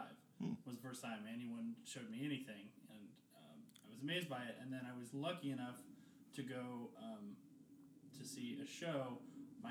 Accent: Atlanta, Georgia, United States; I grew up in Atlanta.

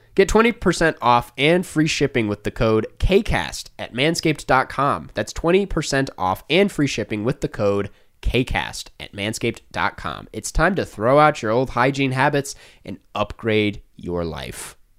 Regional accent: Saint Paul, Minnesota, United States; I would say Saint Paul.

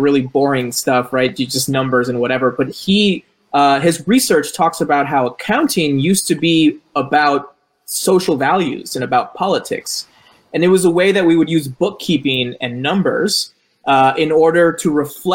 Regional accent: Colombia; I'm from Colombia

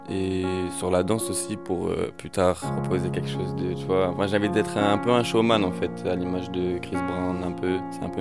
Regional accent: Cannes, Provence-Alpes-Côte d'Azur, France; je viens de Cannes et j'ai 20 ans.

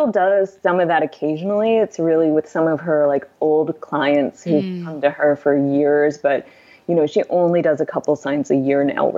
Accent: northern Minnesota, United States; now in Bloomington, United States; grew up in northern Minnesota in a very remote area.

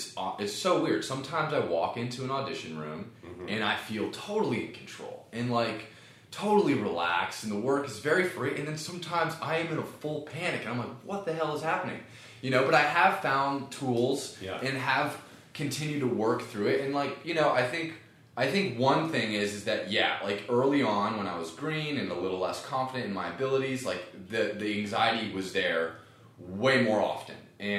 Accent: Ohio, United States

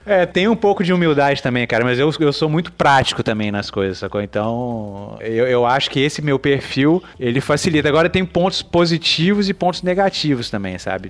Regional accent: Belo Horizonte, Minas Gerais, Brazil; moved away as an adult; also born or lived in Vitória, Espírito Santo / São Paulo / Angola / New York; eu sou de Minas. Eu sou de BH

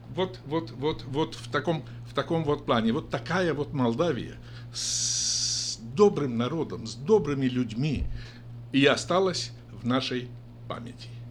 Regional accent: Gashpar, Edineț District, Moldova; moved away as an adult; now in Sacramento, United States; Родился я в селе, село Гашпар Едининского района

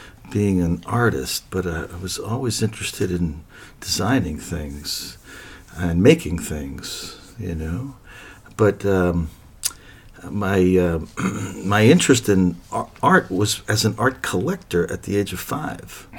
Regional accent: New York City, New York, United States; I grew up in New York City

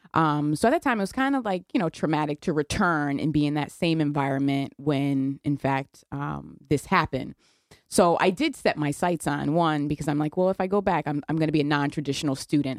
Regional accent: New Haven, Connecticut, United States; I, I was raised in New Haven.

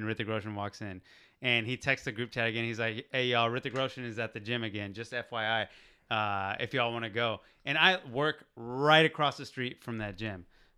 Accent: Texas, United States; moved away as an adult; now in Los Angeles, United States; from Texas

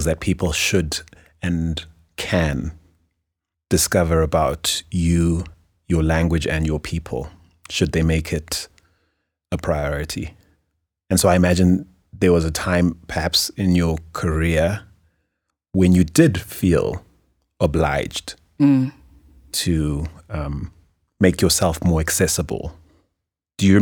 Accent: Harare, Zimbabwe; the soil I grew up eating in Mashonaland in Harare

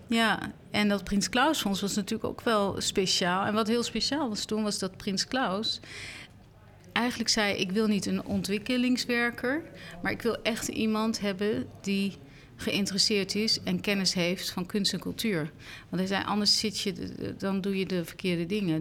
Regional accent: Netherlands; voor mij als Nederlander of als Europeaan

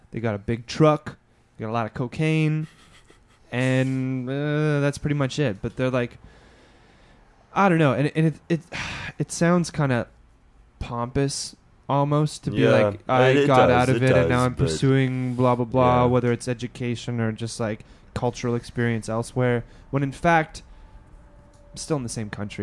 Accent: Edmonton, Alberta, Canada; moved away; I'm from Alberta. I'm from Edmonton.

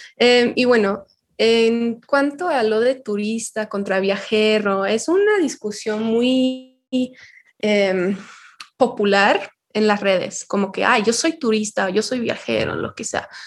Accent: Yorkshire and the Humber, United Kingdom; Spanish is a second language; moved away as an adult; now in Mexico; soy británica y nací en Yorkshire

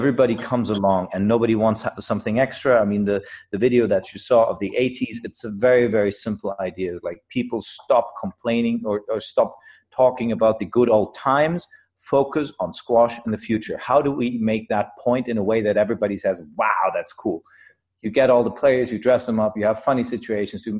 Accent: Germany; I come from Germany.

